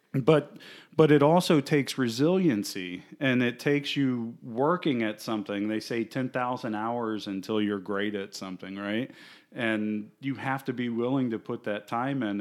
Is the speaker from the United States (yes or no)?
yes; Fort Myers, Florida, United States; I grew up here in Fort Myers